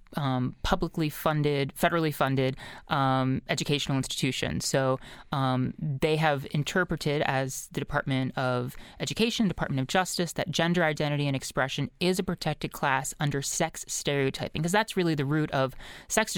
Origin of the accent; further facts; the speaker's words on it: Lower Merion, Pennsylvania, United States; My hometown of Lower Marion